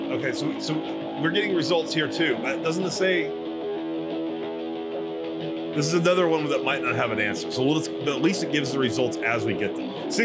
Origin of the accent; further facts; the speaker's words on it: Texas, United States; as a Texan